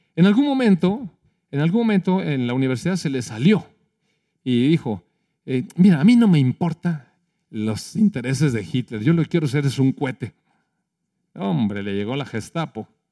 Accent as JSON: {"language": "Spanish", "country": "Mexico", "said": "Somos mexicanos"}